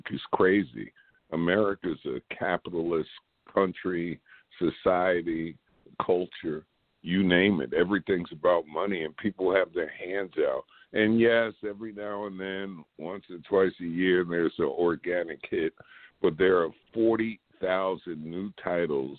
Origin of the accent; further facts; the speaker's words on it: New York, United States; I'm from New York